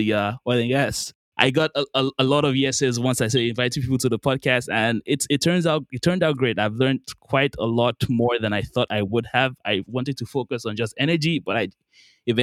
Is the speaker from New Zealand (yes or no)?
no; Nigeria; moved away; also born or lived in Qatar; so I'm Nigerian, I'm from Nigeria. I lived there for quite a while, and then my family moved to a country called Qatar in the Middle East.